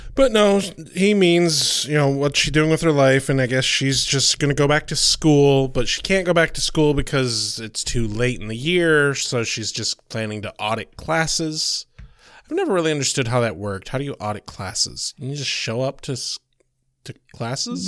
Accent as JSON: {"language": "English", "town": "Battle Creek", "region": "Michigan", "country": "United States", "tie": "born or raised there", "said": "I was born in Cereal City"}